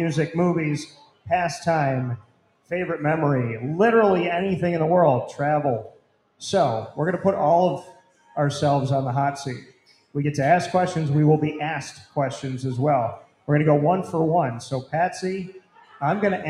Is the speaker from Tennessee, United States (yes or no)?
no; Syracuse, New York, United States; I am from Syracuse, from the north side.